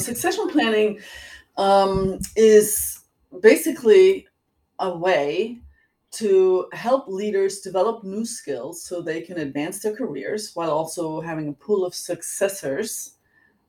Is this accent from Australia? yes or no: no; Germany; accent: German; moved away; I was born and raised in Germany